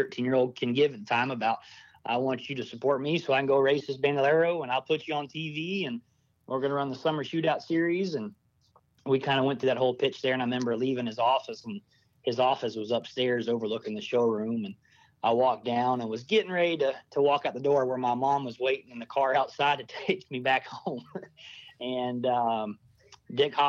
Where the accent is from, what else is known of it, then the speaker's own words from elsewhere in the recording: Columbia, South Carolina, United States; I grew up in Columbia, South Carolina, so Darlington